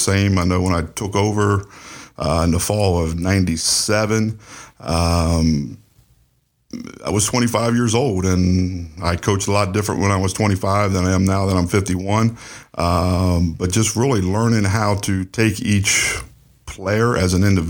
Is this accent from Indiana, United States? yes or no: no; Westminster, Maryland, United States; I'm from Westminster, so it's only 25 minutes down the road